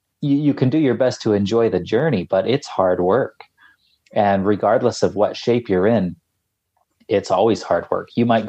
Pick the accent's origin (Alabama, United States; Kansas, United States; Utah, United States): Utah, United States; Salt Lake City; No, I grew up in Salt Lake City.